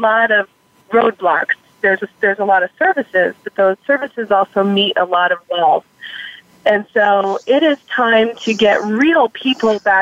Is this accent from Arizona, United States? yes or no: yes; Tucson, Arizona, United States; I've grown up downtown and, gone to public schools here in TUSD.